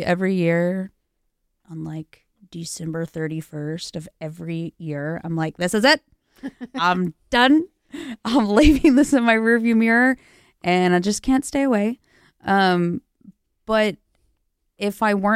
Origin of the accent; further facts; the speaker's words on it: Rockdale, Texas, United States; moved away as an adult; also born or lived in Lubbock, Texas; now in Los Angeles, United States; I'm from a little village in Texas. It's called Rockdale